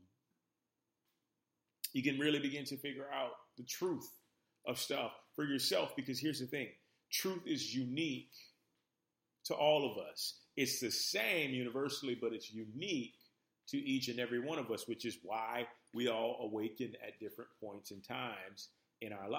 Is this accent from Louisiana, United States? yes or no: yes; New Orleans, Louisiana, United States; moved away as an adult; now in Los Angeles, United States; So I grew up in New Orleans, Louisiana. And I spent pretty much almost 30 years in New Orleans